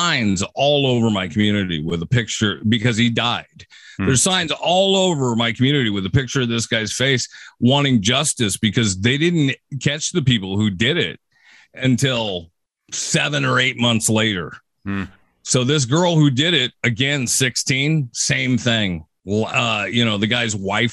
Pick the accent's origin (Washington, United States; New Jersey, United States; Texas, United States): Washington, United States; Seattle area; driving down kind of a country road here in my hometown